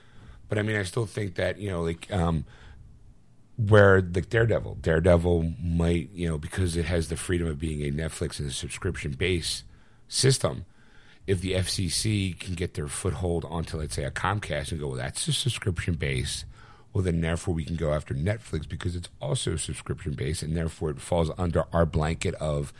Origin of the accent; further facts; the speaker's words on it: Sweden; I'm from Sweden, and I know it's the freedom of speech.